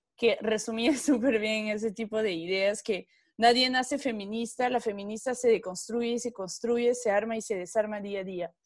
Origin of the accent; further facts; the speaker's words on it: France; moved away; como francesa